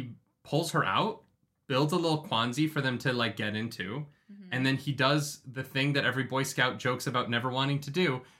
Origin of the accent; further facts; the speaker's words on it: Canada; like we're Canadian.